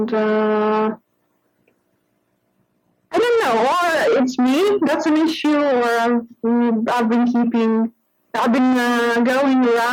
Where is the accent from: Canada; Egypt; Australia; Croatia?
Croatia; moved away as an adult; also born or lived in Verona, Italy; now in United Kingdom; So I was born in Croatia.